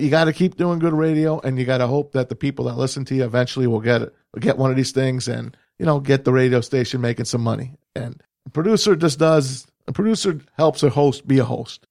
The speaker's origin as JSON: {"language": "English", "region": "New Jersey", "country": "United States", "tie": "born or raised there", "moved": "as an adult", "lives_now": "Michigan, United States", "said": "I came from New Jersey, born and bra-, born and raised there, and came to Michigan"}